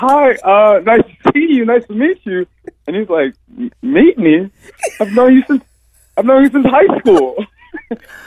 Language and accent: English; Los Angeles, California, United States; Born and raised in Los Angeles